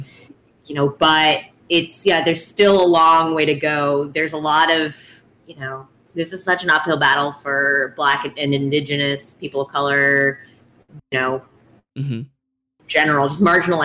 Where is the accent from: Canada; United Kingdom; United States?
United States; I'm fourth generation American